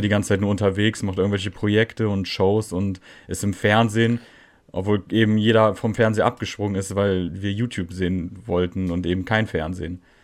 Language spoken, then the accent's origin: German; Netherlands; ich als Holländer